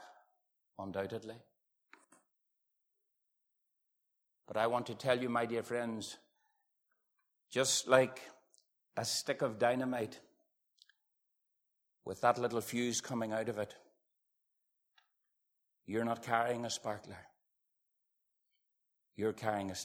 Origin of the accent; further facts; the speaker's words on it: Dungannon, Northern Ireland, United Kingdom; I was born in Dungannon, I believe, in the hospital